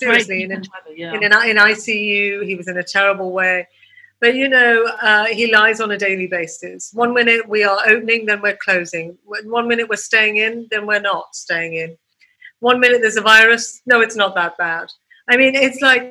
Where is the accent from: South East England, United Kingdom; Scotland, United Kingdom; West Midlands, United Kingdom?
West Midlands, United Kingdom; Birmingham; moved away as an adult; also born or lived in Manchester; now in London, United Kingdom; I was born in Birmingham.